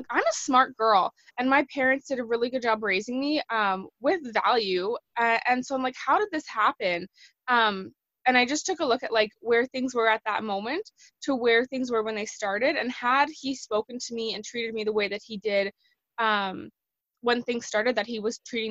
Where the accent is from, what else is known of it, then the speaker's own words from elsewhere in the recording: Canada; I'm from Canada